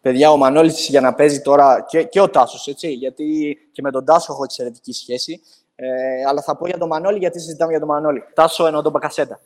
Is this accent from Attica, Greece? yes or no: no; Katerini, Central Macedonia, Greece; είμαι από την Κατερίνη